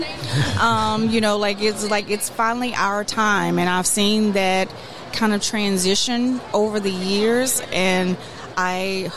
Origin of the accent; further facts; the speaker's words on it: Texas, United States; moved away; also born or lived in New Orleans; I'm from Texas